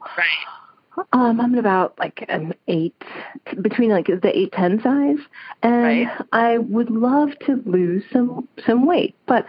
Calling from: Chicago, Illinois, United States; I'm calling you from Chicago.

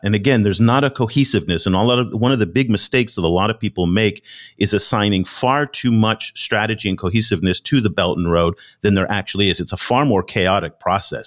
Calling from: Ho Chi Minh City, Vietnam; I'm calling you from Ho Chi Minh City, Vietnam, here in Southeast Asia.

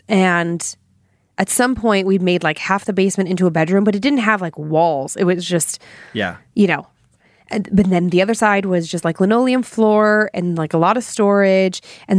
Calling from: Denver, Colorado, United States; Okay. Hello, Dan and Lindsay and the rest of the staff at Scared to Death. … I'm from Denver, Colorado.

